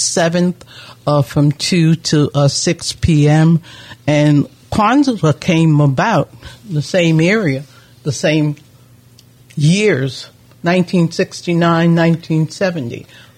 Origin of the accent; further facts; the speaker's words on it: New York City, New York, United States; I grew up in in the Harlem area, in the Mount Morris Park area.